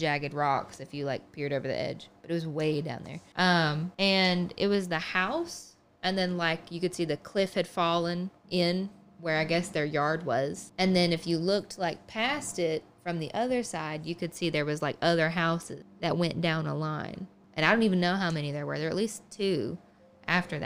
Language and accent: English; the South, United States; I am from the South